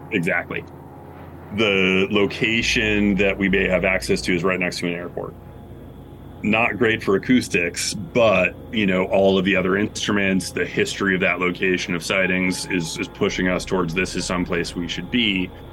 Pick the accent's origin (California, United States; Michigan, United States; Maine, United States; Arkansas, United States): Maine, United States; Bangor; I grew up in Bangor, Maine, which is fairly north.